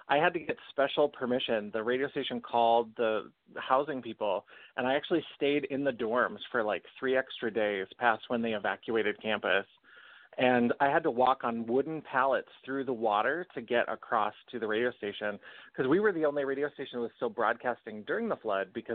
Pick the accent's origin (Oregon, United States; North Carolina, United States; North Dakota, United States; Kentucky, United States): North Dakota, United States; I'm originally from North Dakota